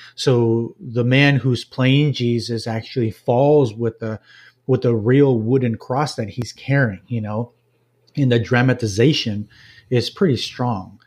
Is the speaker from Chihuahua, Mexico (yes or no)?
no; Jalisco, Mexico; moved away as an adult; now in Owensboro, United States; my upbringing was in Mexico, in a small town in the state of Jalisco, about two hours from Guadalajara, central Mexico